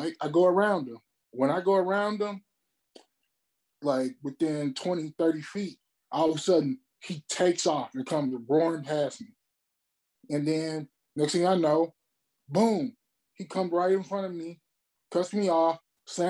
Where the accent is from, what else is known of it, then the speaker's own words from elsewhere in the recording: Memphis, Tennessee, United States; moved away as an adult; also born or lived in Mobile, Alabama; now in California, United States; I'm originally from Mobile, Alabama, but I grew up in Memphis, Tennessee